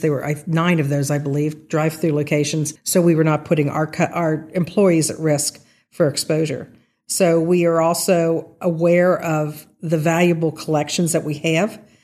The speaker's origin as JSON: {"language": "English", "town": "Rossmoyne", "region": "Ohio", "country": "United States", "tie": "born or raised there", "said": "growing up in Ross Moyne, which is a little known term these days, it's part of Sycamore Township"}